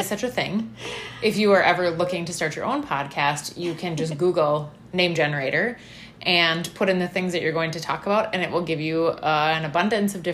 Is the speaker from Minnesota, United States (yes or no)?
yes; Madison, Minnesota, United States; also born or lived in Moorhead; I actually grew up in Madison, which is the small town that we are both currently living in.